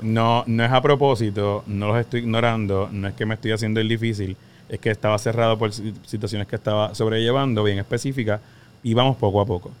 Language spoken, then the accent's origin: Spanish; Puerto Rico; Somos boricua